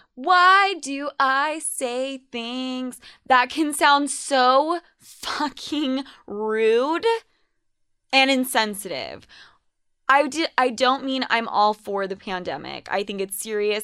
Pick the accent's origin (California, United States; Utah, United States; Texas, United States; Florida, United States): Utah, United States; also born or lived in New York; I was considered Spanish as fuck in high school growing up in Utah